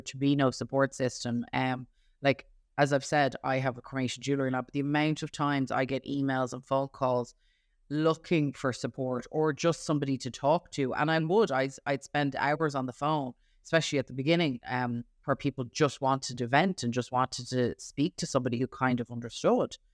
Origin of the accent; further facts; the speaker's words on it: Ireland; a female teenage girl growing up in Ireland